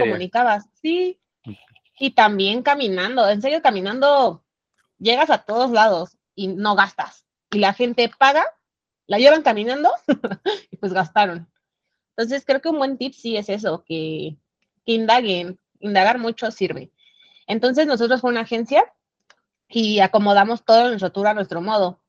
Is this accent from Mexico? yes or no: yes; Mexico City, Mexico; de aquí de la Ciudad de México